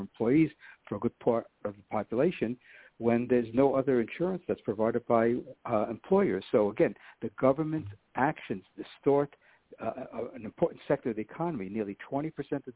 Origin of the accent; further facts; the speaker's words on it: New York City, New York, United States; growing up in New York City in the 1950s or early 60s